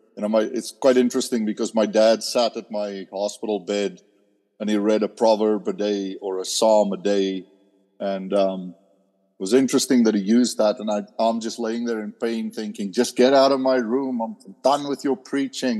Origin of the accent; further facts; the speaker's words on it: South Africa; moved away; growing up in South Africa, you know, at age 14, we can start riding a motorcycle to school.